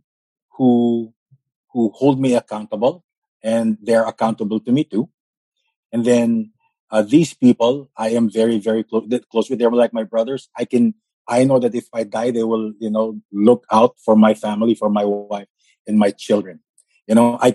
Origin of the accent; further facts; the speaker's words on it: Davao City, Davao Region, Philippines; also born or lived in Quezon City; now in Manila, Philippines; I grew up in Davao. I moved to Manila already before he retired.